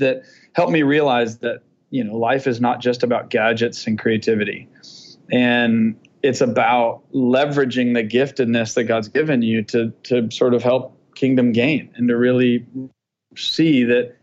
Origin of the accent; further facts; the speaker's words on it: Atlanta, Georgia, United States; I grew up in Atlanta, and as people know, Atlanta is, if not the buckle of the Bible Belt